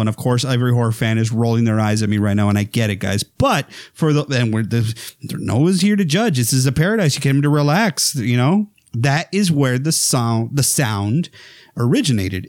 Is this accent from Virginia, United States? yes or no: no; South Texas, United States; I'm from Texas, right? I'm, uh, as y'all may know or not, I'm from the, from the ranch, uh, South Texas area